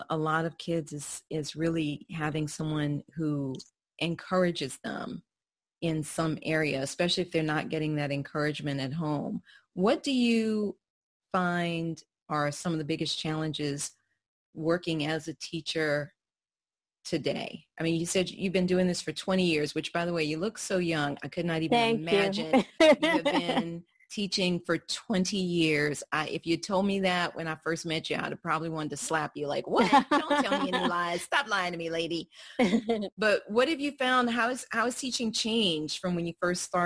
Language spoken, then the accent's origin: English; the South, United States; I'm a Southerner